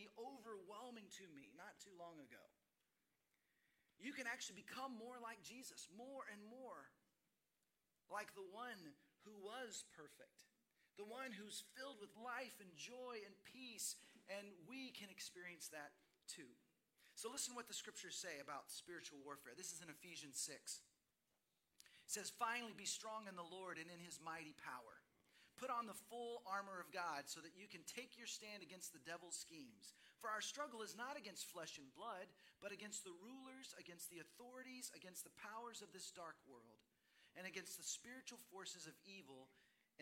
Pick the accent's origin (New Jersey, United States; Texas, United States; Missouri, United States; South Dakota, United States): Texas, United States; Dallas; moved away as an adult; also born or lived in Seattle; My wife and I grew up in Dallas, Fort Worth